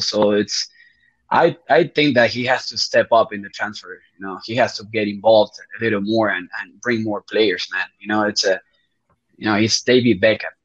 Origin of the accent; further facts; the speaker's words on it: Uruguay; first language Spanish; English is a second language; I'm also from Uruguay